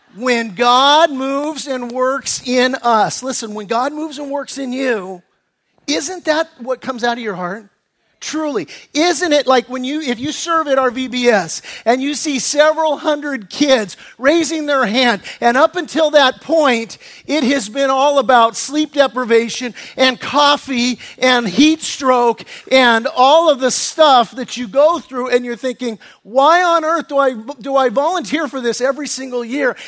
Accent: United States; accent: American; my American accent

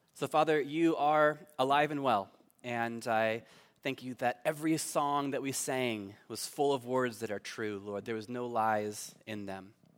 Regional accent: Fallbrook, California, United States; moved away as an adult; now in Cork, Ireland; I grew up in Fallbrook

